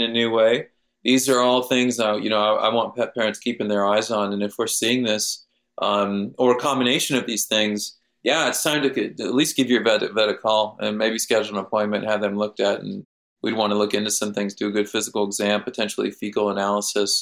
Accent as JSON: {"language": "English", "region": "Kansas", "country": "United States", "tie": "born or raised there", "said": "my native wildlife where I grew up in Kansas"}